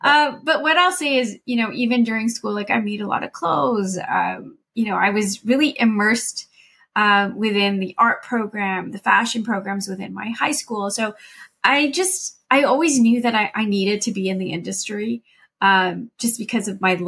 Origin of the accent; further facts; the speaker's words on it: London, United Kingdom; I think growing up in London, to me, that was the center of the fashion world, let alone the world.